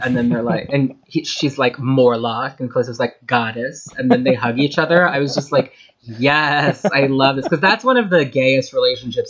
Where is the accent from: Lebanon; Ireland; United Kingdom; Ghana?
Ireland; I am Irish